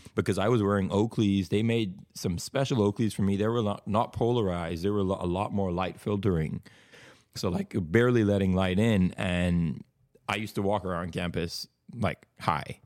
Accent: Bahamas; moved away as an adult; also born or lived in Tulsa, Oklahoma, United States; now in Oklahoma, United States; I'm from the Bahamas

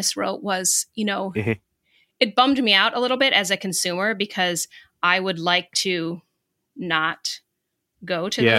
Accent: United States; as an American

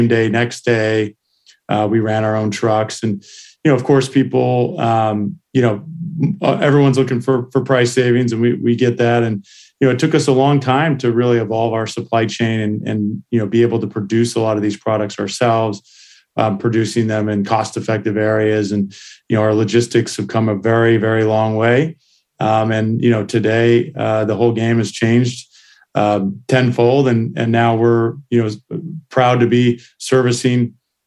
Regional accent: Santa Cruz, California, United States; also born or lived in San Jose, California / Missouri; I grew up in Santa Cruz, California

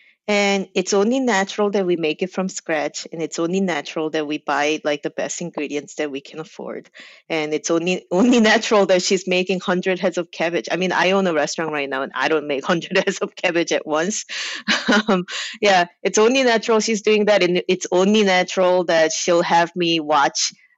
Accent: New Jersey, United States; So when I lived in New Jersey, there was a good amount of like Korean population, and there were Korean immigrant pop

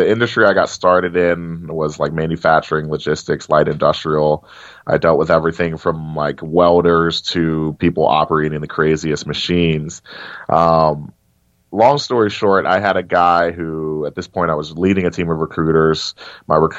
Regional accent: Cincinnati, Ohio, United States; my hometown of Cincinnati

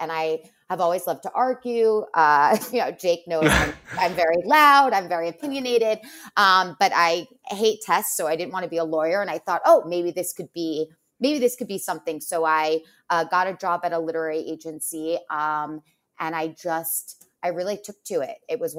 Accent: New York, United States; Well, so I grew up in Westchester and I always loved to read.

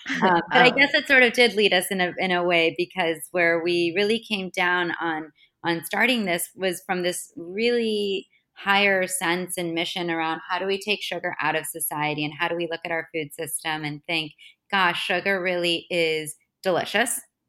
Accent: Florida, United States; also born or lived in Boston, United States; Yeah, so I grew up in Florida and in Boston.

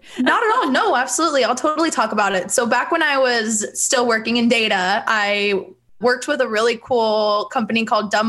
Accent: Bakersfield, California, United States; born and raised in Bakersfield, California. So midtown girl

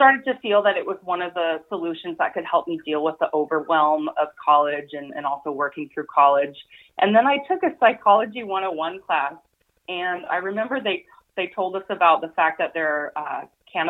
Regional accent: Tacoma, Washington, United States; Shannon, who I grew up with here in Tacoma

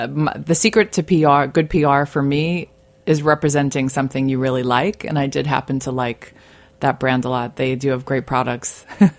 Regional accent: New York City, New York, United States; I was born in Staten Island, New York, so I'm a native New Yorker. I've always lived here.

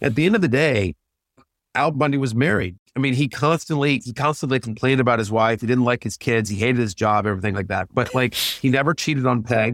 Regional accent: College Station, Texas, United States; moved away as an adult; I grew up in College Station, Texas

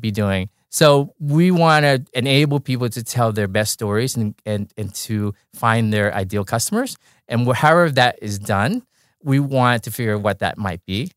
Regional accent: Orange County, California, United States; I grew up in Orange County

